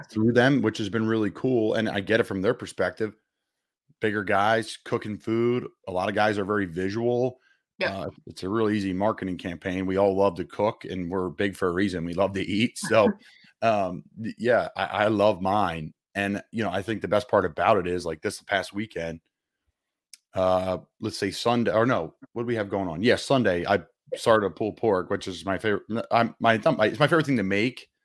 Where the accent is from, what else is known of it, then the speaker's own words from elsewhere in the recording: Philadelphia, Pennsylvania, United States; I'm from Philly.